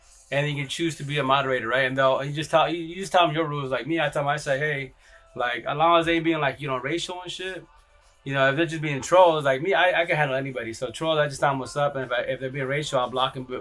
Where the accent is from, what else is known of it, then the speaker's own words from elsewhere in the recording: Yakima, Washington, United States; I'm from here from Yakima, Washington